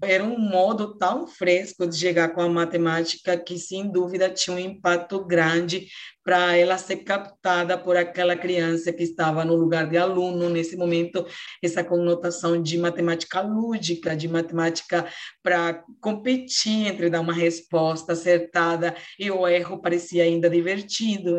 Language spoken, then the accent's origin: Portuguese; Venezuela; Portuguese is a second language; now in Roraima, Brazil; O teatro de povinho lá no meu país é que todo mundo se conhece